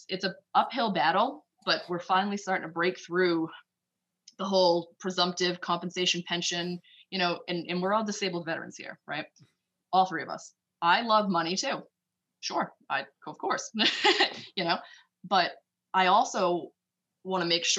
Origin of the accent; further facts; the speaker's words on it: Boston, Massachusetts, United States; I'm from Boston